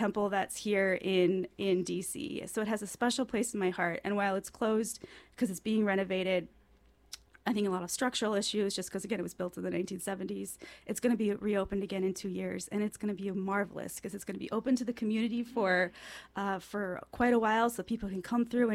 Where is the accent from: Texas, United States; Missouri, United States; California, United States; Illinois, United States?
Illinois, United States; Chicago; moved away; when I was a kid, I grew up in Chicago